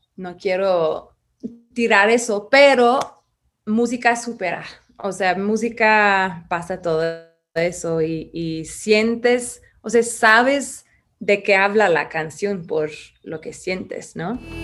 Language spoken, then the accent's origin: Spanish; England, United Kingdom; Spanish is a second language; moved away as an adult; also born or lived in Ireland / London; now in Mexico City, Mexico; nací en Irlanda, crecí en Inglaterra